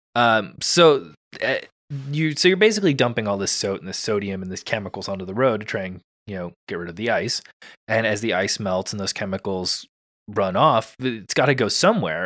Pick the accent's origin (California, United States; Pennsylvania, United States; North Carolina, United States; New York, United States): California, United States; as a Californian